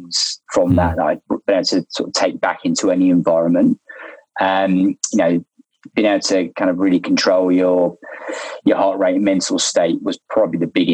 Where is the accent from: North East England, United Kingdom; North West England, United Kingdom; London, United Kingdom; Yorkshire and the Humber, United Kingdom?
London, United Kingdom; moved away as an adult; now in Australia; I'm from London. I'm a London boy. Obviously, there's no ocean near where I grew up.